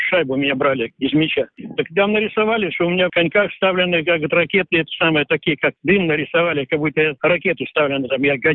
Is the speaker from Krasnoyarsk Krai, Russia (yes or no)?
no; Sverdlovsk, Sverdlovsk Oblast, Russia; moved away; Хоть я и уехал из Свердловска, но все равно я до сих пор остался что родина у меня она есть, есть.